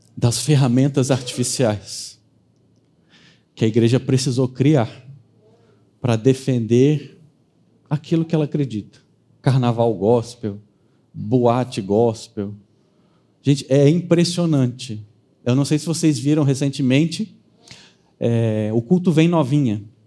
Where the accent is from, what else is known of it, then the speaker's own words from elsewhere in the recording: Brazil; sobre nós, sobre quem somos brasileiros